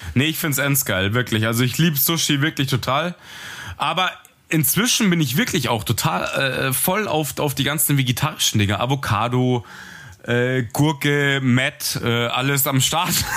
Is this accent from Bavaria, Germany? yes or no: yes; Munich, Bavaria, Germany; ich bin Münchner Bub